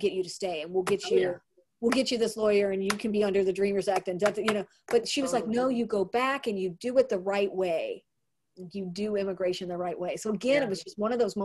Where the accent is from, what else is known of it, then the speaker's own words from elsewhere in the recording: St. Louis, Missouri, United States; I'm from St. Louis